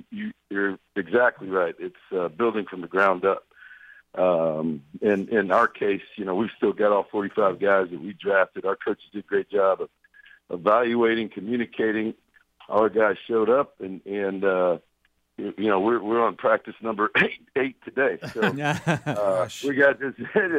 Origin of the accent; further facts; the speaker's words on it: Brewton, Alabama, United States; born there; I was born in Brewton, and when I was born there, my dad was a high school football coach in Brewton